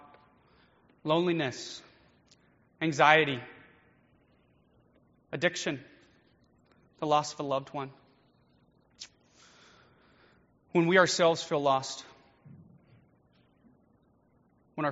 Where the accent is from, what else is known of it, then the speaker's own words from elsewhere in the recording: Nashville, Tennessee, United States; also born or lived in Chattanooga, Tennessee; I grew up around Nashville area, and I decided to go to the University of Tennessee at Chattanooga